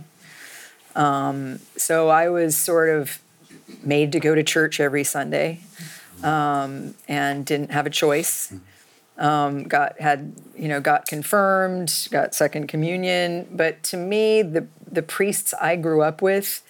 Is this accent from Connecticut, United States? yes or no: no; Palo Alto, California, United States; I was born and raised in Palo Alto, California.